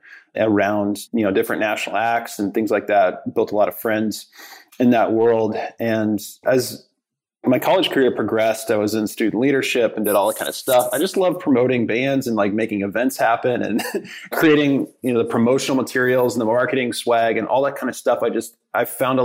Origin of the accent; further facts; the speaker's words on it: Midwest, United States; moved away as an adult; also born or lived in Omaha, Nebraska / Dallas, Texas; growing up in the Midwest